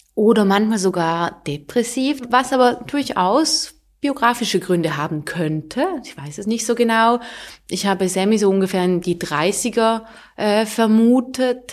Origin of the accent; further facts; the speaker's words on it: Thurgau, Switzerland; first language Swiss German; bei uns im Thurgau